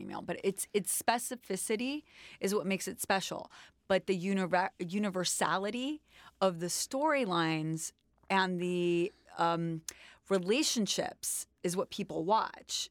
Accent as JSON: {"language": "English", "town": "New York City", "region": "New York", "country": "United States", "tie": "born or raised there", "said": "I was born in New York, in Manhattan, in Washington Heights"}